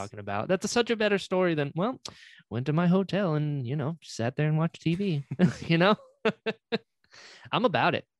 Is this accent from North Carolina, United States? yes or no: yes; North Carolina, United States; now in Naples, United States; I'm originally from North Carolina